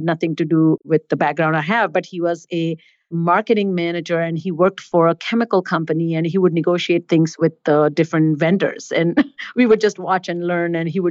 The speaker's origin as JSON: {"language": "English", "country": "India", "tie": "born or raised there", "moved": "yes", "said": "I was born and raised in India"}